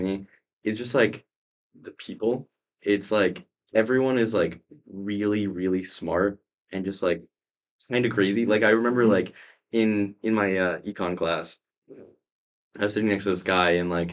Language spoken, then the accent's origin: English; New York, United States; moved away as an adult; also born or lived in Waltham, Massachusetts; now in Chicago, United States; I'm from New York